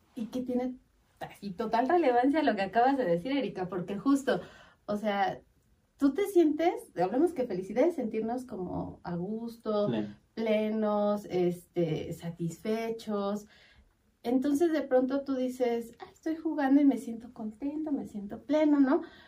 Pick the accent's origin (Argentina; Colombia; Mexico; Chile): Mexico; somos los mexicanos